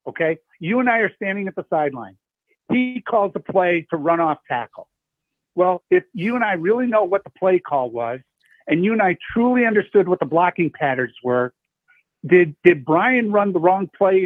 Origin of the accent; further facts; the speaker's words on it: Iowa, United States; I grew up in Four City. I went to school at Luther